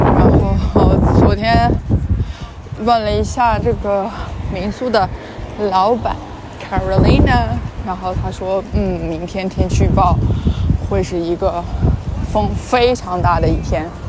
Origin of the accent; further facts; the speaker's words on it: China; 一个来自中国